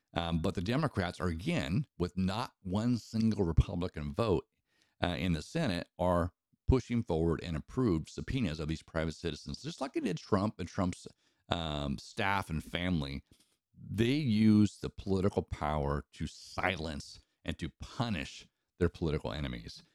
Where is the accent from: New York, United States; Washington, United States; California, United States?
Washington, United States; Eastern; I grew up in Eastern Washington